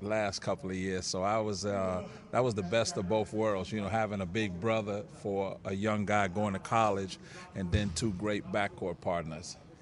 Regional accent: New York City, New York, United States; also born or lived in Puerto Rico; I grew up in Harlem, just a couple of blocks from the Rucker Park

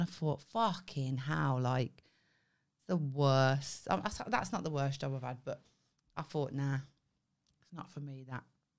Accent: Birmingham, West Midlands, United Kingdom; now in Devon, United Kingdom; when I moved to Devon from Birmingham

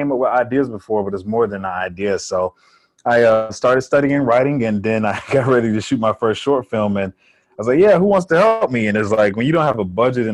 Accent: Columbus, Georgia, United States; also born or lived in Miami, Florida; now in Atlanta, United States; I was born in Miami, Florida. My father passed away when I was a baby, and my mother moved to Georgia. And I'd spent most of my life here. I was in Columbus, Georgia for a while, and then I moved to Atlanta

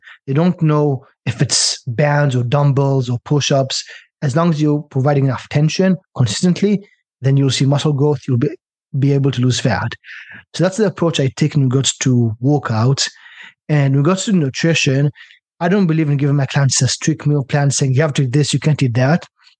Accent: China; also born or lived in Israel / British Columbia, Canada; I'm from Israel originally, by the way, and I grew up in China, so all over the world.

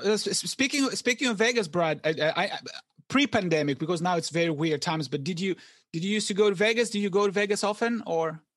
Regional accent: Greece; moved away as an adult; I wasn't born here. I was born in Greece, and I came here for graduate school

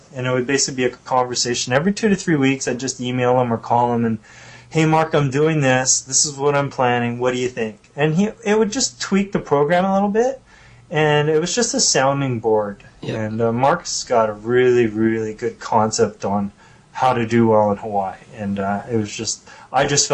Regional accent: Canada; being a Canadian

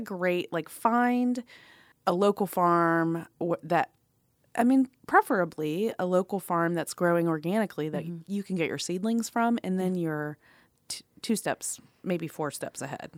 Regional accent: Atlanta, Georgia, United States; I grew up in Atlanta

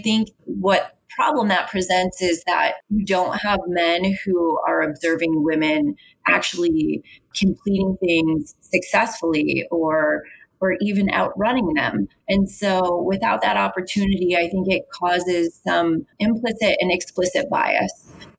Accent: East Coast, United States; I think growing up on the East Coast and being Irish and Italian, we do a little bit of yelling at one another.

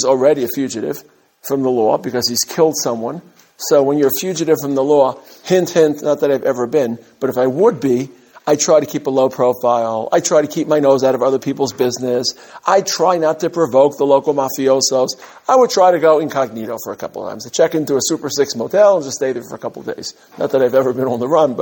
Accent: New York City, New York, United States; I grew up in Brooklyn.

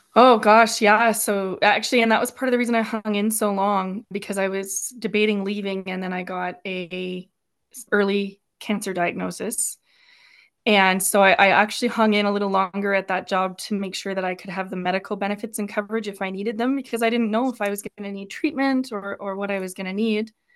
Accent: Turner Valley, Alberta, Canada; born and raised in Turner Valley

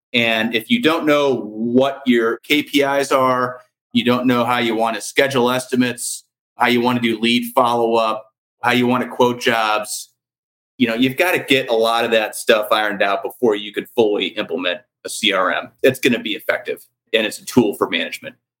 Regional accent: St. Louis, Missouri, United States; I grew up in St. Louis

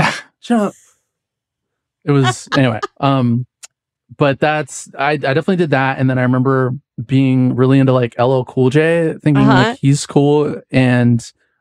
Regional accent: Healdsburg, California, United States; I grew up in Healdsburg, which is this like small wine country town, which is super bougie now. But when I was a kid, it was like no one knew where it is. It's, you know, there's not that many Black people there

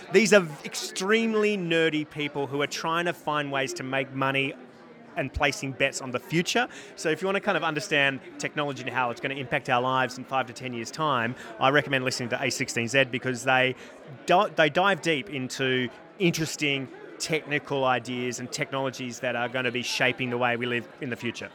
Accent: Australia; now in United States

